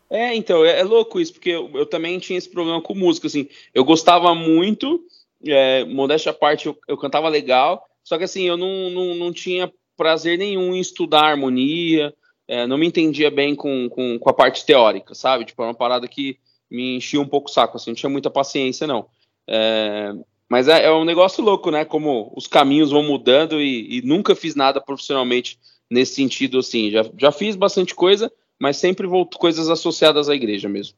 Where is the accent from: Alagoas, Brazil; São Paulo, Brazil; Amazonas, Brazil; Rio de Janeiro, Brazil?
São Paulo, Brazil; Eu sou, sou nascido e criado na Zona Norte de São Paulo